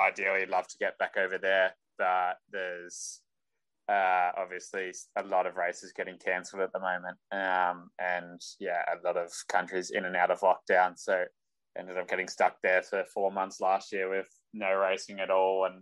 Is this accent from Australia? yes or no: yes; Australia; I'm an Australian cyclist